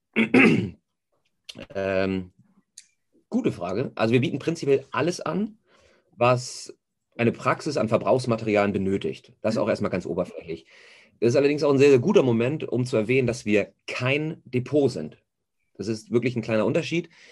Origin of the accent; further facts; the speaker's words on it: Hamburg, Germany; gebürtiger Hamburger, merkt man wahrscheinlich auch ein bisschen am Schnack